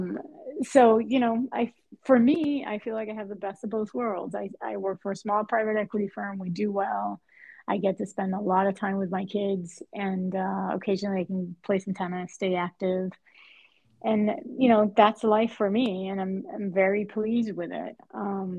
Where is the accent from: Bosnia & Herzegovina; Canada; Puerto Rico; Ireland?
Puerto Rico; moved away as an adult; also born or lived in Spain; now in Boston, United States; my origins from tennis and growing up in Puerto Rico